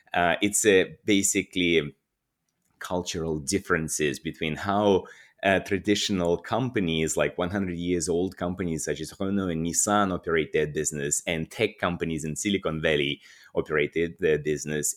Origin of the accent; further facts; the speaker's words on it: Russia; moved away as an adult; also born or lived in Moscow / Madrid; I'm, I'm Russian. I was born and, and grew up in Russia